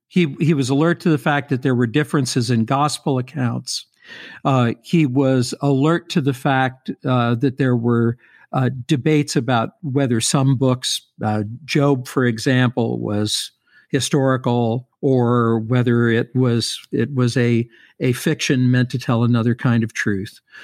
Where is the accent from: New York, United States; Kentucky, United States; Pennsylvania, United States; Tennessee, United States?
Kentucky, United States; Louisville; I grew up in Louisville.